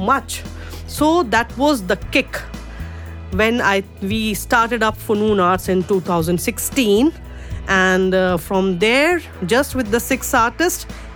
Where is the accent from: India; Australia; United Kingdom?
India; first language Urdu; English is a second language; moved away as an adult; now in United Arab Emirates; Born and brought up in India